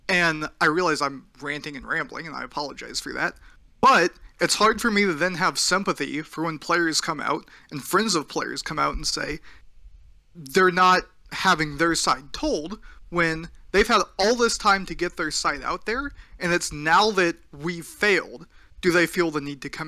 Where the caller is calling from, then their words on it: Washington, United States; Just outside of Seattle.